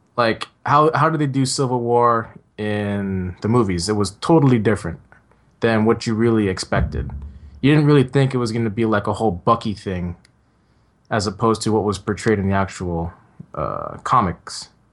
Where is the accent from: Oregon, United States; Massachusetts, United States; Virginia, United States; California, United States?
California, United States; San Francisco; I grew up in San Francisco